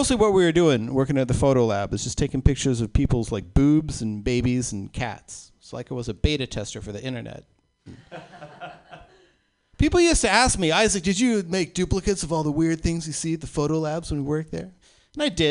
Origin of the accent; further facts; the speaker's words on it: Oklahoma, United States; I was born in Oklahoma in the 70s